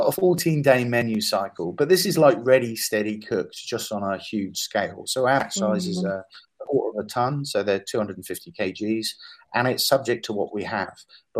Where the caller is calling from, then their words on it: Edinburgh, Scotland, United Kingdom; And I'm actually talking from Edinburgh now because we're in conversation about running a pilot, and that pilot will be run here.